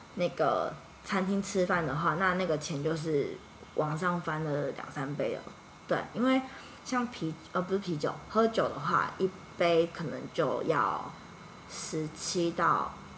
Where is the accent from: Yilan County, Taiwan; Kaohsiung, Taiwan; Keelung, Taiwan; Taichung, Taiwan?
Yilan County, Taiwan; Yilan; moved away as an adult; also born or lived in Singapore; 我，我，我是在，我是宜兰